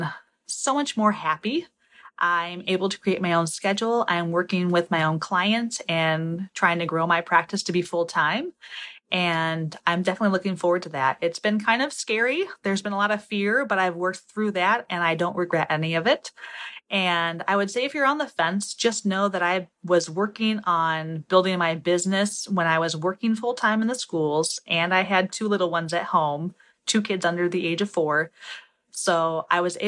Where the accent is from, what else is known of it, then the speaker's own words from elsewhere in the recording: Toledo, Ohio, United States; I'm from Toledo, Ohio